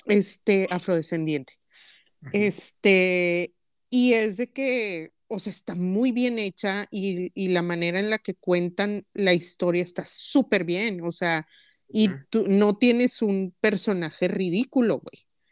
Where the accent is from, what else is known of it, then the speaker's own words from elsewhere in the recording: Linares, Nuevo León, Mexico; las crónicas de mi pueblo